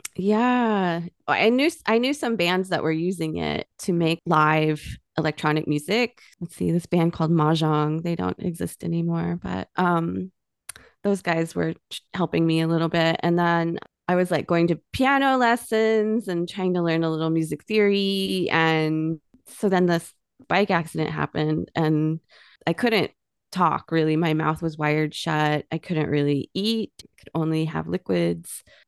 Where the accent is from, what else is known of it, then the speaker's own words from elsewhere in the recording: Miami, Oklahoma, United States; also born or lived in Tulsa, Oklahoma; I grew up in Miami, Oklahoma, which is up in the northeast cor-, corner of Oklahoma.